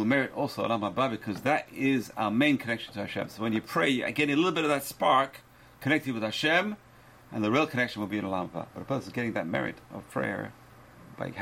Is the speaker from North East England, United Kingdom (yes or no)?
no; London, United Kingdom; moved away; When I grew up in London